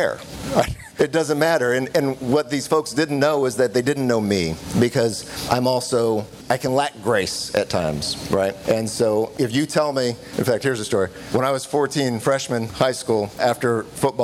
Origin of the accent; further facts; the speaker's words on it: California, United States; moved away; So I come from California. I grew up on the left coast